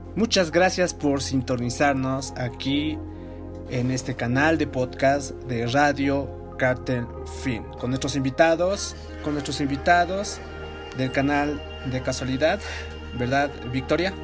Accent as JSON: {"language": "Spanish", "region": "La Paz", "country": "Bolivia", "said": "de mi ciudad, ¿no? De La Paz, Bolivia"}